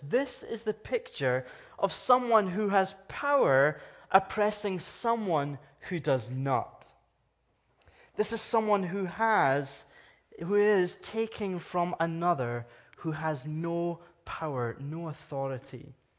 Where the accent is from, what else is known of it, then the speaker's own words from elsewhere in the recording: Scotland, United Kingdom; now in Canada; I'm from Scotland. I'm from the United Kingdom.